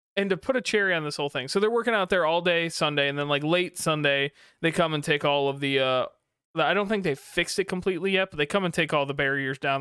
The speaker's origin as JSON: {"language": "English", "town": "Kalamazoo", "region": "Michigan", "country": "United States", "tie": "born or raised there", "said": "I grew up in Kalamazoo"}